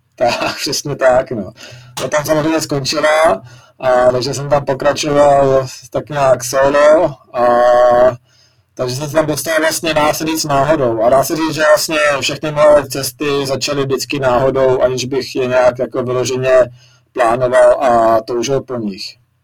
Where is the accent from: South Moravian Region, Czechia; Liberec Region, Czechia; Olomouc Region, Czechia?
Liberec Region, Czechia; Jablonec nad Nisou; jsem vyrůstal v Jablonci, tak, nebo jsem se tam i narodil